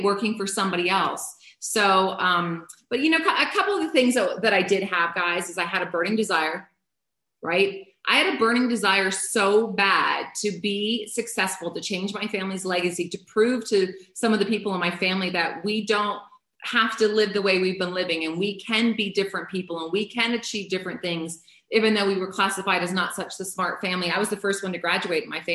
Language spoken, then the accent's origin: English; Canada; I'm a Canadian